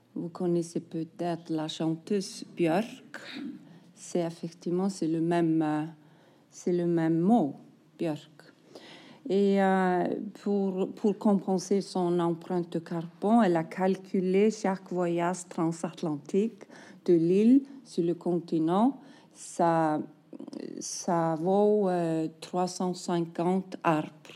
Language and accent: French; Iceland